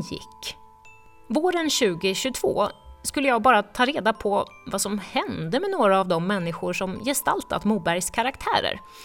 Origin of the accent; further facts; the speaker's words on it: Visby, Gotland, Sweden; moved away as an adult; also born or lived in United States; När jag själv tagit studenten hemma i Visby